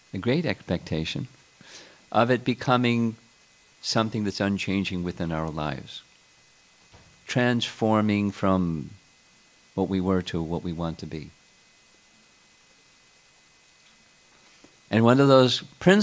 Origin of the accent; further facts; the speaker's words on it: United States; being American